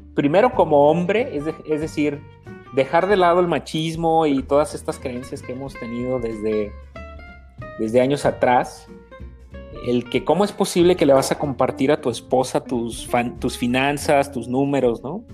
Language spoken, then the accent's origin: Spanish; Mexico; vengo de una educación de familia como, como muchas mexicanas